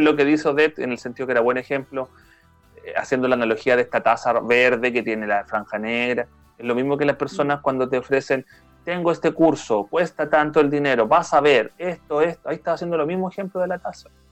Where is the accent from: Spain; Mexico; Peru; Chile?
Chile; yo, como chileno